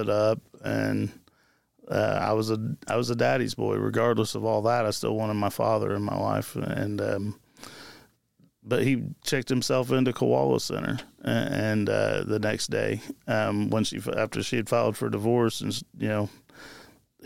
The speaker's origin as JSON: {"language": "English", "town": "Marion", "region": "Indiana", "country": "United States", "tie": "born or raised there", "also_born_or_lived": "Jonesboro, Indiana / Florida", "said": "I'm originally from Marion, Indiana. That's where I'm born and raised"}